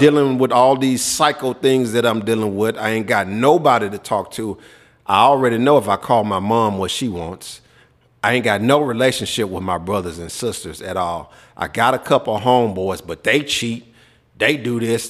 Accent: Memphis, Tennessee, United States; moved away; also born or lived in Minnesota / Texas; growing up in Memphis

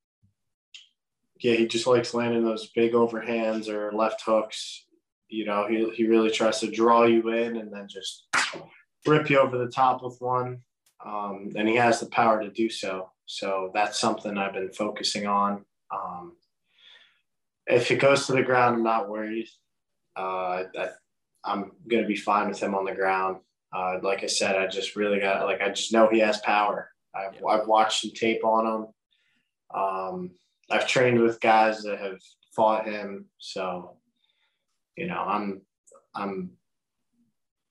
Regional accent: Edison, New Jersey, United States; also born or lived in Asbury Park, New Jersey; I was born and raised in Jersey, from Edison

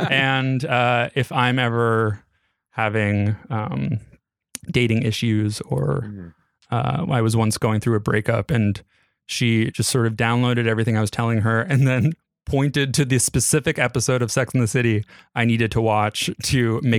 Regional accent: New York City, New York, United States; Born and raised there.

